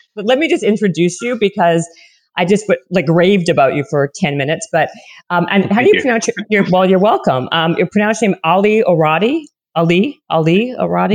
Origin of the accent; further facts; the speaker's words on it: Winnipeg, Manitoba, Canada; accent: Canadian; moved away; also born or lived in Toronto, Ontario; i'm from winnipeg and then i moved to toronto for many many years